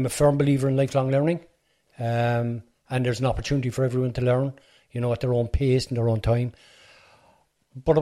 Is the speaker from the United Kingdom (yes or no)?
no; Cork, Munster, Ireland; also born or lived in Fairhill, Cork; I'm originally from Ballyfeeham, but I'm living in Fairhill Drive now.